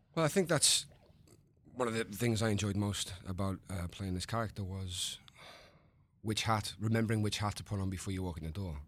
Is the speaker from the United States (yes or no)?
no; United Kingdom; the British man